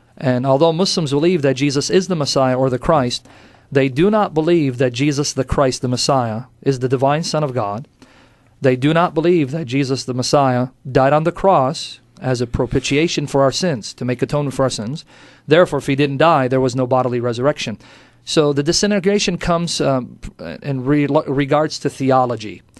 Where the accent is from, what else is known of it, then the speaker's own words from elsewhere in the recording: United States; also born or lived in Kuwait / Iraq; I grew up in America